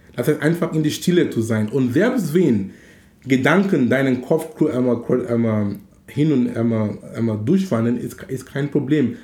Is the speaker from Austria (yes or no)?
no; Cameroon; now in Hamburg, Germany; in Kamerun, wo ich herkomme